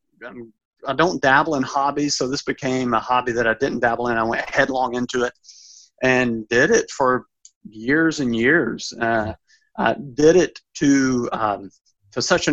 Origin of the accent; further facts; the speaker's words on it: Alabama, United States; moved away; my home state, Alabama